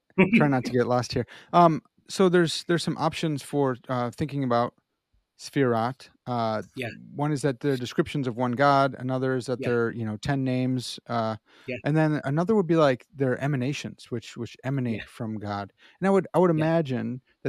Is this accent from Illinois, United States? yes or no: yes; Chicago, Illinois, United States; accent: Chicago; my Chicago accent